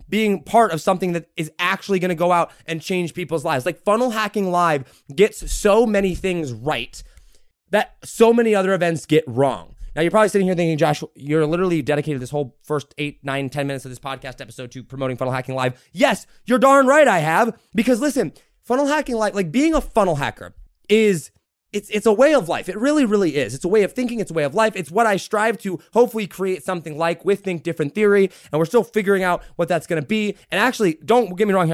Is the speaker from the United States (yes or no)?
yes; United States; I'm an American first